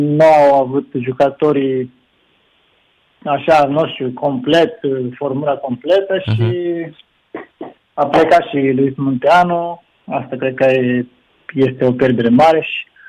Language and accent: Romanian; Nagoya, Aichi, Japan; Romanian is a second language; moved away as an adult; now in Romania; eu sunt din Nagoya